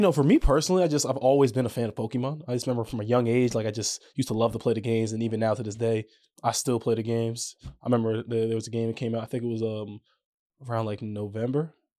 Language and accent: English; New York, United States; moved away as an adult; now in Orlando, United States; growing up there, man, it, it was dope